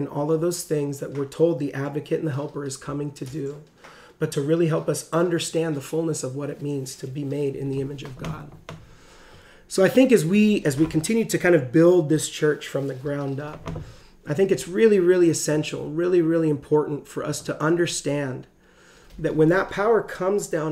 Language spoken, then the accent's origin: English; Catalina Island, California, United States; I grew up on Catalina Island